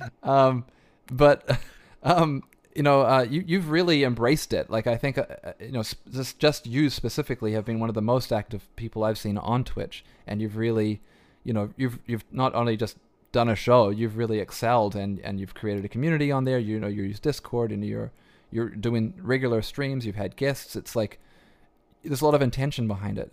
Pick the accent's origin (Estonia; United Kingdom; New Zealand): New Zealand; accent: New Zealand twang; moved away; I grew up in New Zealand